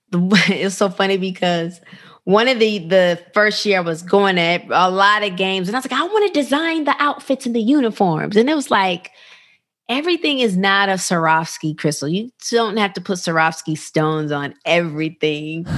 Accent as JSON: {"language": "English", "town": "Rockford", "region": "Illinois", "country": "United States", "tie": "born or raised there", "said": "I grew up in a small town called Rockford, Illinois"}